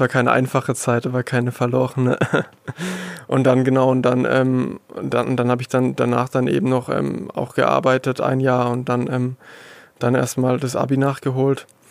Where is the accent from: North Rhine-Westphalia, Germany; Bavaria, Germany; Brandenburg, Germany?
Bavaria, Germany; Würzburg area, Lower Franconia; moved away as an adult; also born or lived in Stuttgart; now in Heilbronn district, Germany; ich komme aus dem Raum Würzburg, ähm, Unterfranken, bin dort ähm, auch aufgewachsen, zur Schule gegangen